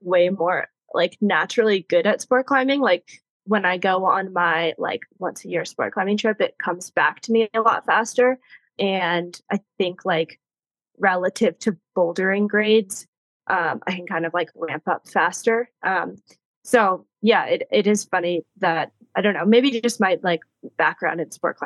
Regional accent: East Coast, United States; I grew up on the East Coast

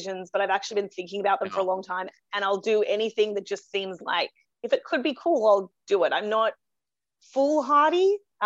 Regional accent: Australia; born or raised there

